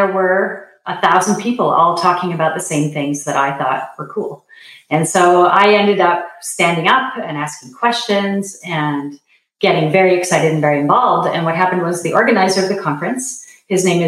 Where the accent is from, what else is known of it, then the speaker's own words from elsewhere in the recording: Canada; I am originally from Canada